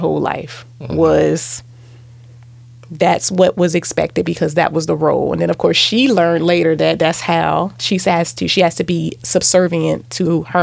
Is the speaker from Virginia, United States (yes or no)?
yes; Virginia, United States; I grew up in Virginia